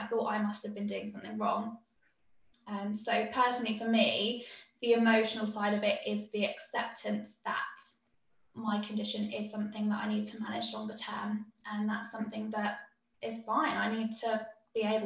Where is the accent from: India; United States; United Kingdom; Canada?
United Kingdom; being British